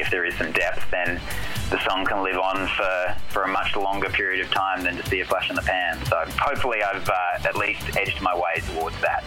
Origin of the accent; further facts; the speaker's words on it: Adelaide, South Australia, Australia; also born or lived in Melbourne, Australia; now in United States; I grew up in Adelaide